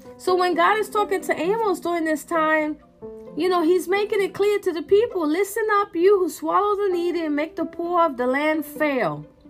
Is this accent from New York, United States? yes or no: yes; New York, United States; I'm from New York